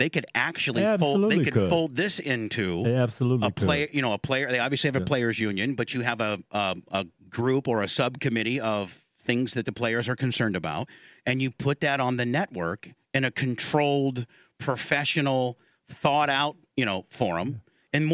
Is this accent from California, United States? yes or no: no; Indiana, United States; I grew up in Indiana before the Colts came.